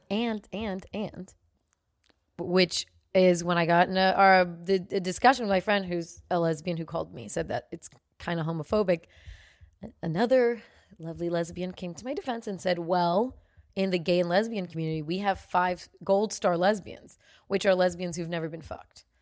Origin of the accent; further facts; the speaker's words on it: United States; I'm American